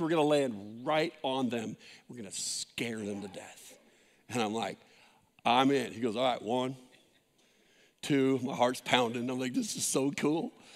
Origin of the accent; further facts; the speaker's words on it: San Jose, California, United States; where we grew up in San Jose